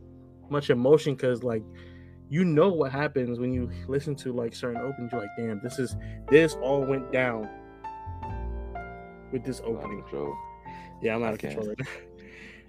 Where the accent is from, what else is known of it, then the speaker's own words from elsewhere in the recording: New York City, New York, United States; also born or lived in Georgia; now in Massachusetts, United States; I am from Brooklyn, New York, born and raised there